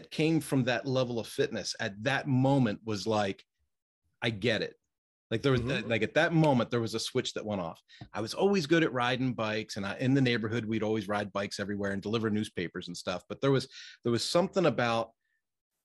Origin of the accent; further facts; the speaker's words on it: outside of Philadelphia, Pennsylvania, United States; I'm from the East Coast. I was raised outside of Philadelphia.